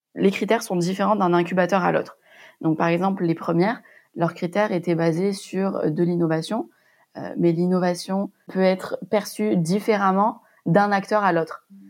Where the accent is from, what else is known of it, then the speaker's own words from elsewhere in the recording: Montpellier, Occitania, France; moved away as an adult; also born or lived in Châtenay-Malabry / Cambodia; je suis originaire de Montpellier où j'ai fait mes études de pharmacie